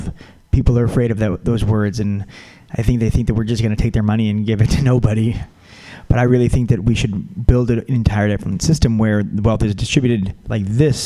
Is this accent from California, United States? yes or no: yes; California, United States; I also grew up on the border, and I also went to Santa Cruz. So I'm a Californian